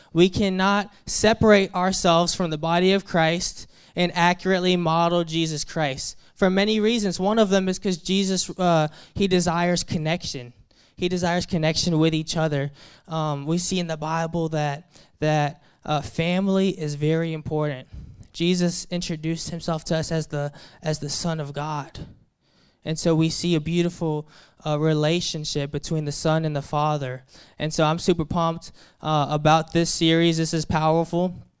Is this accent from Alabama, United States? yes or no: yes; Daphne, Alabama, United States; moved away; I grew up in Alabama. right outside of the Mobile area, a small town called Daphne, Alabama